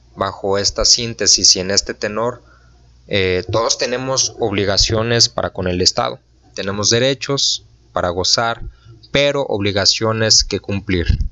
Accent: Mexico; nosotros como ciudadanos mexicanos

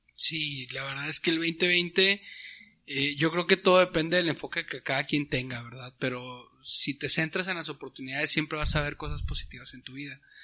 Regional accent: Torreón, Coahuila, Mexico; acá en el norte y Torreón, que yo soy de Torreón

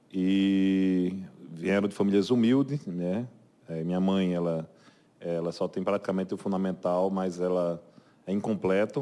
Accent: João Pessoa, Paraíba, Brazil; also born or lived in Cajazeiras; sou natural da cidade de João Pessoa

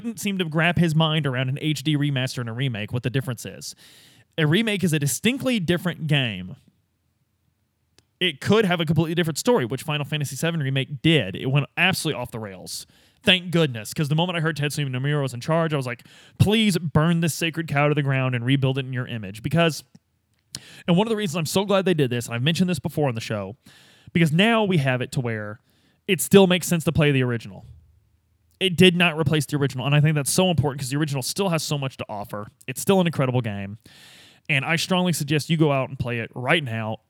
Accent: United States

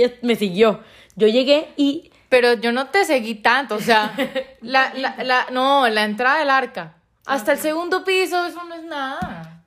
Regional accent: Ocaña, Norte de Santander, Colombia; soy de Ocaña, norte de Santander

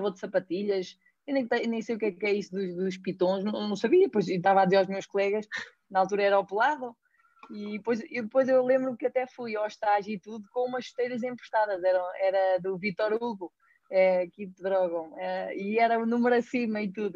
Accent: Pedrógão Grande, Leiria District, Portugal; sou natural de Pedrógão

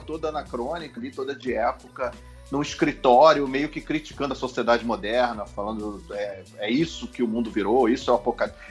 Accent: Brazil; Sou brasileiro

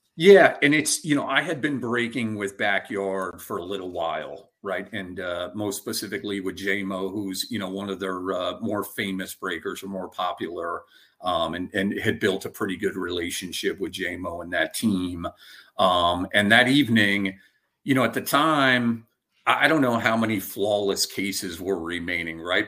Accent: Albany, New York, United States; also born or lived in Westchester, New York; I was born and raised in upstate New York, so in Albany

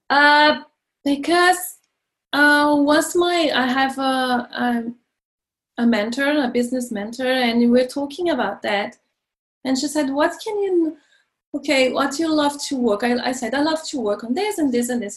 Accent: Brazil; moved away as an adult; now in France; I'm from Brazil and I moved to France when I was uh, 22

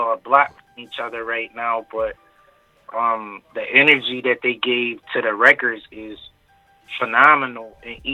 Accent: Buffalo, New York, United States; I'm from Buffalo, New York.

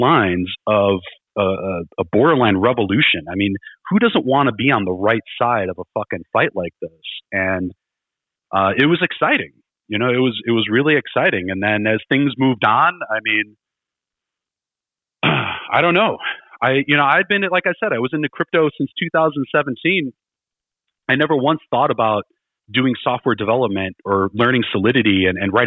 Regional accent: Chicago, Illinois, United States; I grew up in Chicago

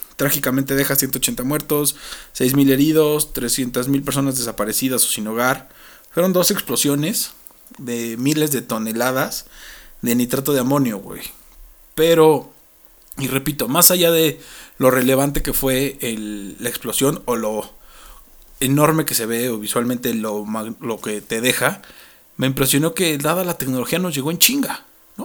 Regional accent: Mexico; para nosotros como mexicanos

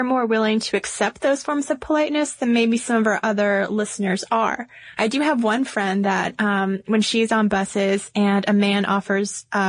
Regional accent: the South, United States; now in Atlanta, United States; we are good Southern girls. Born and raised in the South

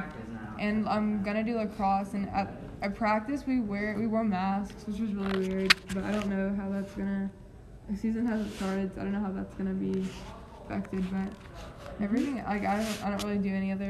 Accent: Nashville, Tennessee, United States; now in Nolensville, United States; I was born and raised in Nashville

